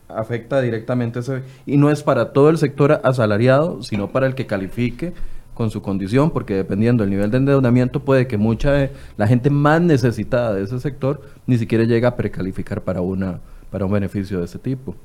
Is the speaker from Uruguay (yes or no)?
no; Costa Rica; Los ticos somos un reflejo de lo que es nuestro gobierno